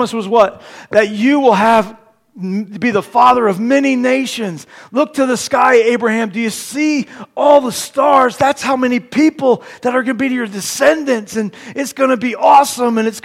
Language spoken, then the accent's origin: English; Terre Haute, Indiana, United States; moved away; I'm originally from Terre Haute, Indiana